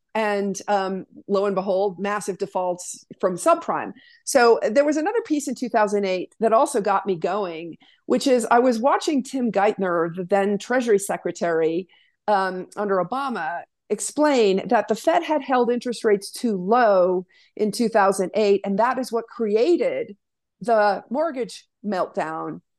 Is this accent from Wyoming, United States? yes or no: yes; Wyoming, United States; moved away as an adult; Born and raised in Wyoming